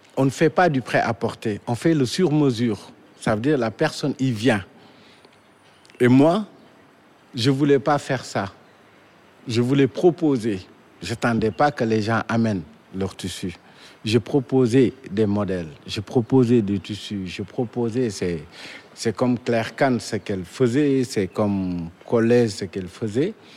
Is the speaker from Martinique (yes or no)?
no; Dakar, Senegal; Je suis né à Dakar, précisément à la Médina